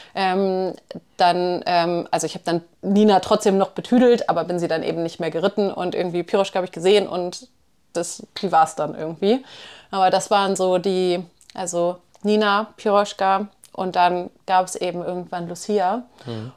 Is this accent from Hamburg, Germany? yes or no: yes; Hamburg, Germany; moved away; ich komme ja nun aus Hamburg